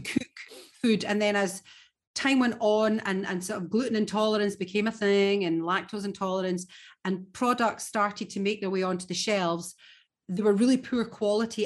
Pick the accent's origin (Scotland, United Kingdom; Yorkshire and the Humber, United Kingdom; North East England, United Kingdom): Scotland, United Kingdom; as a Scot